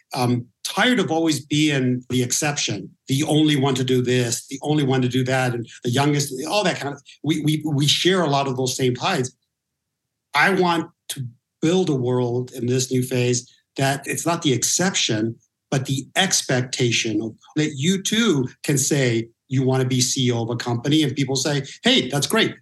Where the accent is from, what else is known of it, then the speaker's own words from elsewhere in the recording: Norwalk, California, United States; also born or lived in Huntington Beach; I grew up in Norwalk uh, for a long period of time